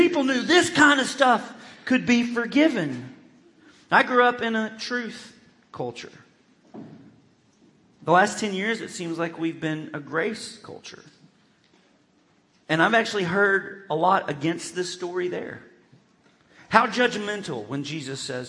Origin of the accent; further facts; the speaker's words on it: Arkansas, United States; growing up in Churches of Christ in Arkansas, I grew up in what I would consider a truth culture